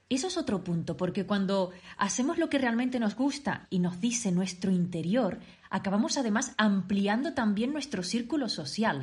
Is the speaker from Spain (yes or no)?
yes; Tenerife, Canary Islands, Spain; moved away as an adult; now in Switzerland; yo soy de Canarias, concretamente de Tenerife, aunque desde hace 5 años estoy viviendo en Suiza